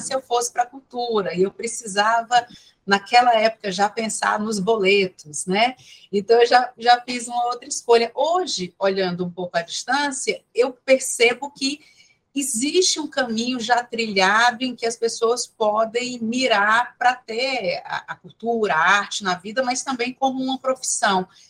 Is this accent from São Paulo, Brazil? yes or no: no; Ceará, Brazil; enquanto cearense